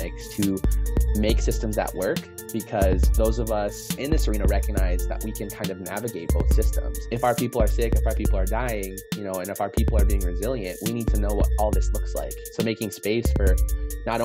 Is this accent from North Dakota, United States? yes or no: yes; North Dakota, United States; moved away as an adult; now in Seattle, United States; enrolled in the Turtle Mountain Band of Chippewa Indians in North Dakota, is where I'm originally from, but am calling in today from Coast Salish territory here in Seattle.